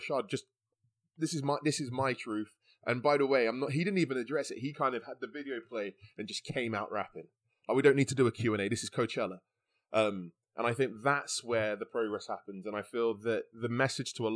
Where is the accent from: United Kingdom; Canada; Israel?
United Kingdom; Canterbury, South East England; also born or lived in London; I'm from Canterbury and, you know, London